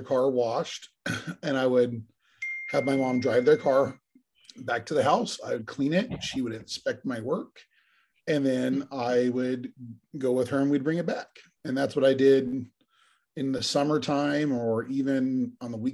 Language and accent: English; Fontana, California, United States; I am from the Fontana area of Southern California, which is kind of at the foothills